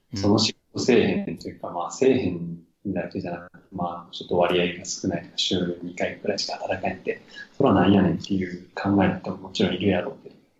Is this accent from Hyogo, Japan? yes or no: yes; Amagasaki, Hyogo, Japan; moved away; もうだから尼崎でいいわけですよ、僕は自分の出身地のね